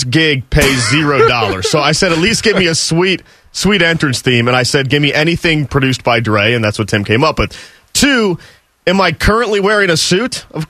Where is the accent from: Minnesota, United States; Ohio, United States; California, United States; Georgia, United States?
Ohio, United States; Akron-Canton area, Northeast; because I'm from Northeast Ohio, I'm from the Akron-Canton area